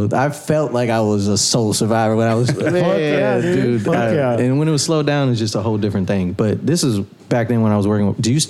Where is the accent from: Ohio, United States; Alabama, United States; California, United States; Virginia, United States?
Ohio, United States; I'm originally from Ohio. So growing up, I would spend a lot of summers out here, vacations, holidays, all that stuff, visiting cousins and stuff.